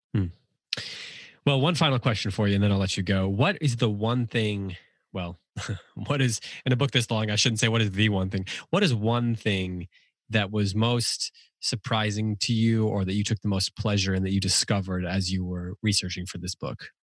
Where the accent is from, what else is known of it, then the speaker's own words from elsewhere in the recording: United States; as an American